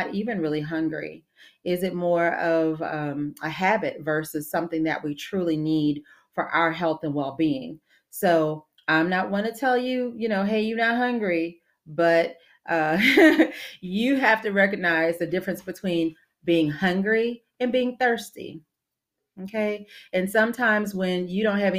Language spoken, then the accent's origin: English; New Orleans, Louisiana, United States; moved away; I'm from the New Orleans area originally